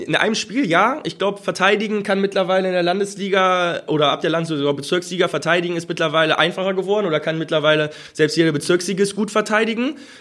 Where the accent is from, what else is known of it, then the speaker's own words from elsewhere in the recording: Mettmann, North Rhine-Westphalia, Germany; Ich komme selber aus Mettmann, wohne in Mettmann